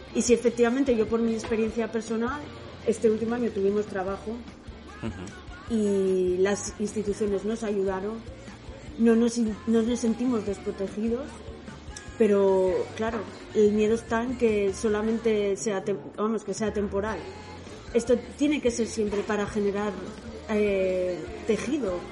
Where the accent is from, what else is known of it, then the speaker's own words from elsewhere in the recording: Oviedo, Asturias, Spain; soy de Oviedo, o sea, nací, nací en Oviedo, pero mis padres, Antonia y José Luis, Antonia es de Vímenes y José Luis es de Quirós, o sea que soy asturiana de pura cepa.